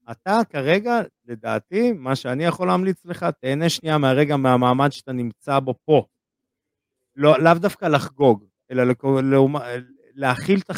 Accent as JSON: {"language": "Hebrew", "country": "Israel", "said": "הדבר הראשון שאני צועק לה, ניקה, בכל המלון, כי אנחנו ישראלים."}